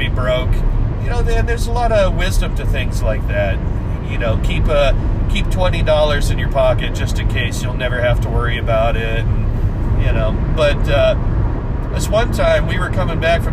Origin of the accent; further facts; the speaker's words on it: Washington, United States; moved away; we grew up in Washington